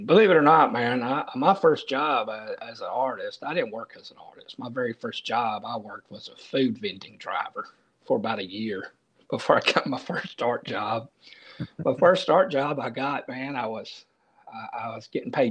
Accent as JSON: {"language": "English", "town": "Millington", "region": "Tennessee", "country": "United States", "tie": "born or raised there", "said": "I'm actually from a little town in called Millington, Tennessee, and I grew up, it's about 20-25 miles from Memphis"}